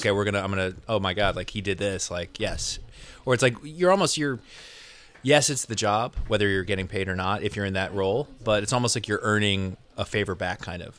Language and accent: English; Connecticut, United States; moved away as an adult; also born or lived in Los Angeles; I grew up in Connecticut, so East Coast guy.